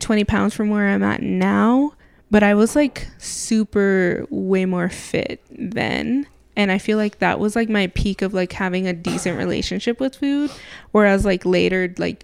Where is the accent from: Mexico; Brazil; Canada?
Mexico; We're from Mexico. I'm from Mexico.